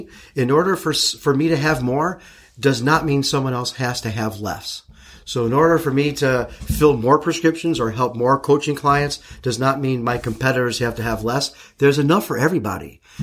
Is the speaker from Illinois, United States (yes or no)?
yes; Chicago, Illinois, United States; moved away as an adult; also born or lived in St. Louis, Missouri; now in Arizona, United States; So I grew up in Chicago, and when I was a little kid, like 7, 8, 9, 10 years old